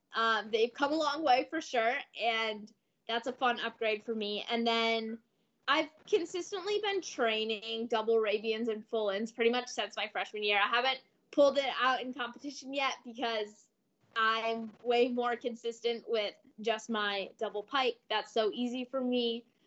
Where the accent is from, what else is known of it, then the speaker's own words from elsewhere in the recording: Ann Arbor, Michigan, United States; moved away; I'm from Ann Arbor